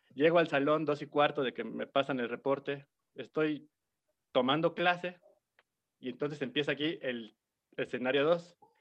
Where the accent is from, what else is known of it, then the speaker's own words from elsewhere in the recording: Puebla, Mexico; yo soy de Puebla, amigo, yo soy de barrio.